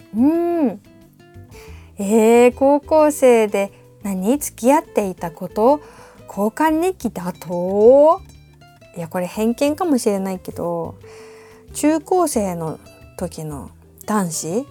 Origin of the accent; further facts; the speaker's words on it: Awaji Island, Hyogo, Japan; moved away; 私一応淡路島出身ということで